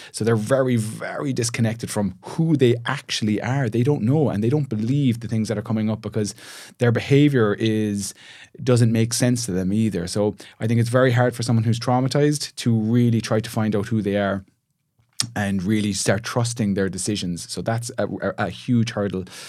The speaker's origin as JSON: {"language": "English", "town": "Shannon", "region": "Munster", "country": "Ireland", "tie": "born or raised there", "moved": "as an adult", "lives_now": "Cork, Ireland", "said": "my hometown of Shannon"}